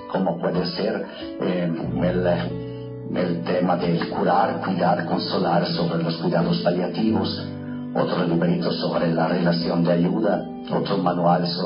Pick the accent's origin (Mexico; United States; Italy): Italy; Trento, Trentino-Alto Adige; moved away; also born or lived in Verona / Rome; Nací en Italia hace 60 años y viví mis primeros años de vida en, eh, cerca de la ciudad de Trento, donde se celebró en el 1500 un famoso concilio ecuménico en el norte de Italia.